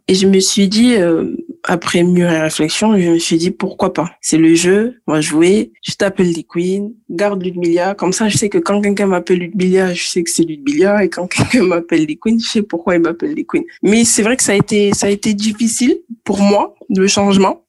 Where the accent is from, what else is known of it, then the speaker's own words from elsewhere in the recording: Toulouse, Occitania, France; also born or lived in Guadeloupe; J'ai grandi à Toulouse, je suis née à Toulouse et je suis originaire euh, de la Guadeloupe